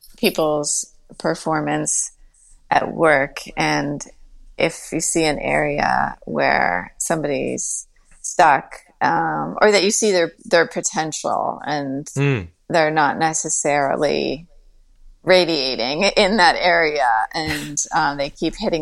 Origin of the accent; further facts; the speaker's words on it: Westchester, New York, United States; growing up in Westchester